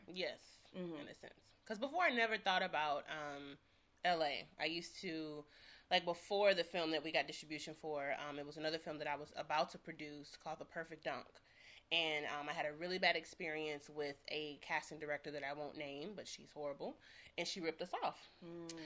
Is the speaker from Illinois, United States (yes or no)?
no; St. Louis, Missouri, United States; now in Los Angeles, United States; I'm from St. Louis